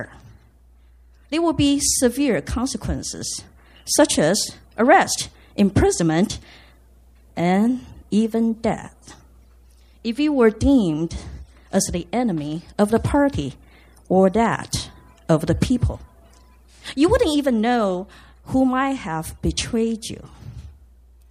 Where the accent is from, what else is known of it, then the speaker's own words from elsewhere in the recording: Taiwan; moved away as an adult; I grew up in Taiwan, coming of age in the 70s and 80s